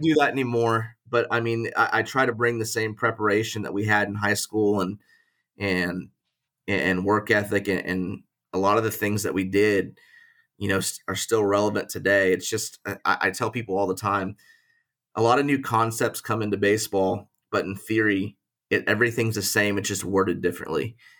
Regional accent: Springfield, Missouri, United States; also born or lived in Tulsa, Oklahoma; we, we grew up in Springfield, Missouri

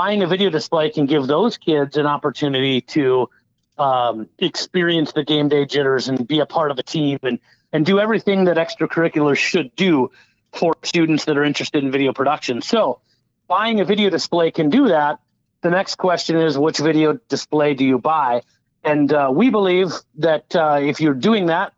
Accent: Madison, Wisconsin, United States; I'm from another Big Ten area of Madison, Wisconsin

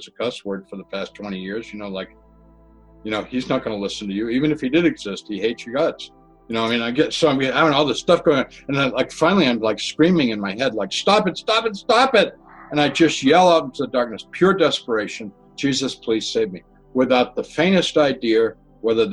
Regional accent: Massachusetts, United States; Where I grew up in Massachusetts, we had septic systems and cesspools.

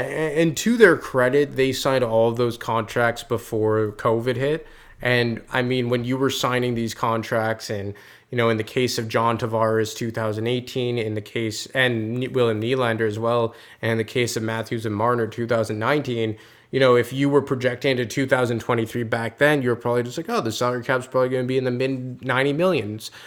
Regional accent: Quebec, Canada; I'm from Quebec.

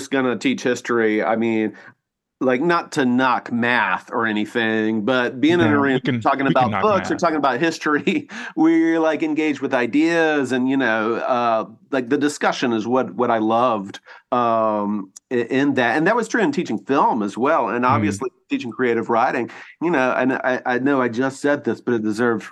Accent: Montgomery, Alabama, United States; moved away as an adult; also born or lived in New York State / Asheville, North Carolina / Chapel Hill, North Carolina; now in Birmingham, United States; But I grew up in Montgomery. So I'm from Montgomery, and I stayed there till I graduated college.

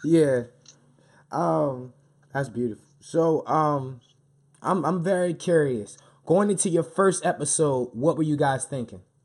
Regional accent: Baltimore, Maryland, United States; me being born and raised in Baltimore

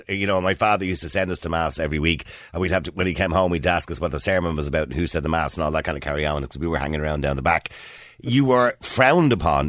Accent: Ireland; I'm Irish. And I was raised by a mother and a father who use those kind of terms all the time.

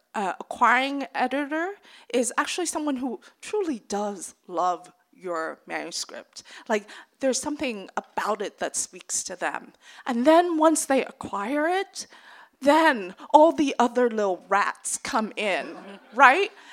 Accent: American South, United States; I grew up in the American South

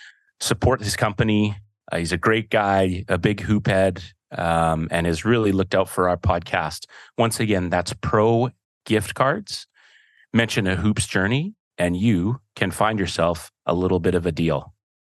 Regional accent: Penticton, British Columbia, Canada; born there; We moved to Penticton. Yeah. I was born in Penticton, was there for, almost up till grade five, I want to say. And then we moved to the island and then to the mainland.

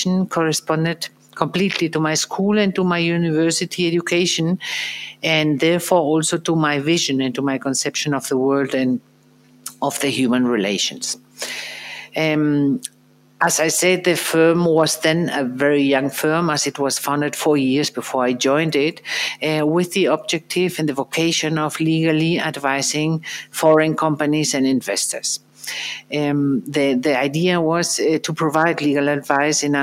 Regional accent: Madrid, Community of Madrid, Spain; after I received a school education in Madrid, in my hometown

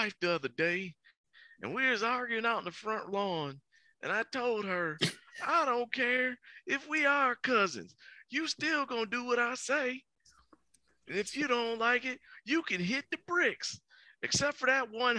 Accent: Willacoochee, Georgia, United States; From Willacoochee, Georgia.

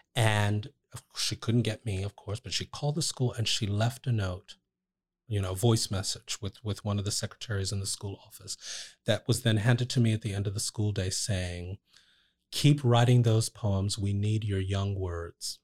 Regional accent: Trenton, New Jersey, United States; I grew up in Trent, New Jersey

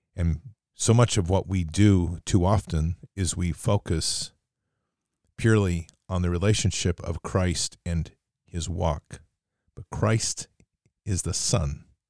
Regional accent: United States; growing up in the United States

